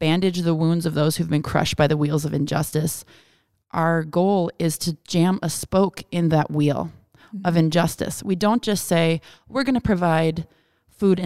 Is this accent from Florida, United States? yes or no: no; Wisconsin, United States; I grew up in Wisconsin